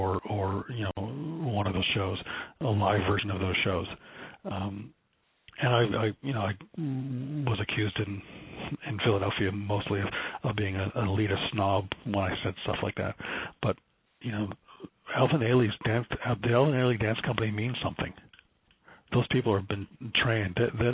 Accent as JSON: {"language": "English", "country": "Canada", "said": "speaking as a Canadian, but speaking as you know, American with an American hat on, this is our music"}